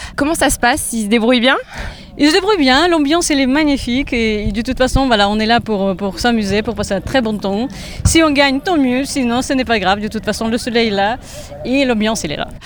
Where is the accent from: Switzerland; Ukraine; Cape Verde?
Ukraine; now in France; mon pays natal qui est l'Ukraine